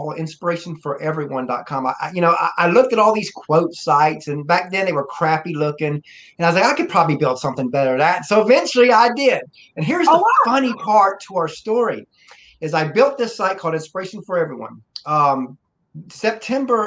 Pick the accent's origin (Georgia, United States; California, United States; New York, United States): Georgia, United States; I'm from Georgia.